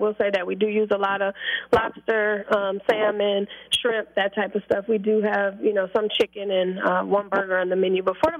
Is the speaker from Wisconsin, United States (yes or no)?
yes; Milwaukee, Wisconsin, United States; I'm from Milwaukee, Wisconsin, teenage mother.